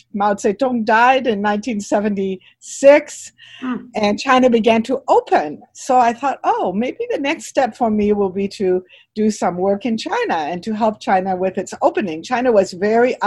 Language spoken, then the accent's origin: English; Toronto, Ontario, Canada; moved away as an adult; also born or lived in British Columbia / Hong Kong; I grew up in Toronto. I was born in BC, but I grew up in Toronto.